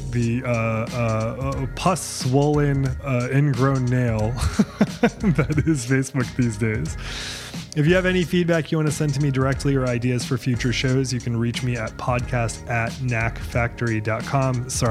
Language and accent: English; Portland, Maine, United States; now in Nashville, United States; I'm from Portland, Maine, and I had now, and I've only been here for 6 weeks, but now anytime anyone from Maine is here, they let me know that they're here.